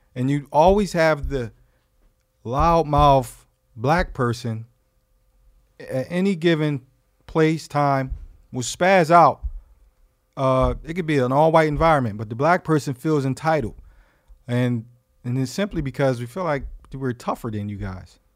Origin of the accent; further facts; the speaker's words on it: Philadelphia, Pennsylvania, United States; I'm from Philadelphia, Pennsylvania